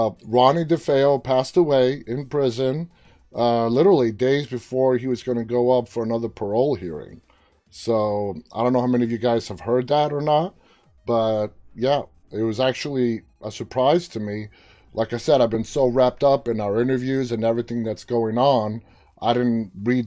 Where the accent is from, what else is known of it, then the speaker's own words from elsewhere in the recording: New York City, New York, United States; I was born and raised in New York City.